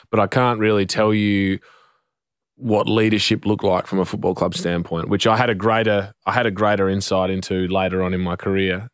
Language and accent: English; Western Australia, Australia; I'm from Western Australia